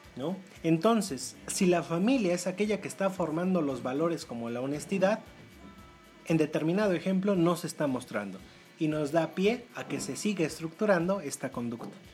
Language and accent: Spanish; Puebla, Mexico; para nosotros como, como poblanos, pues eh, resulta ser muy cotidiano hablar eh, de manera directa a las personas